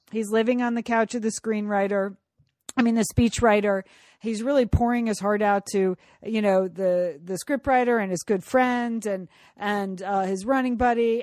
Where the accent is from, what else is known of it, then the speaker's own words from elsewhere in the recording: California, United States; as a Californian